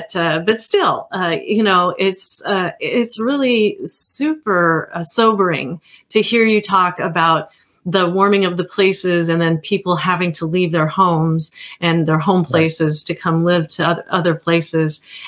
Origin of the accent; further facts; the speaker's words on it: California, United States; moved away; you learn those things when you're growing up in California, especially.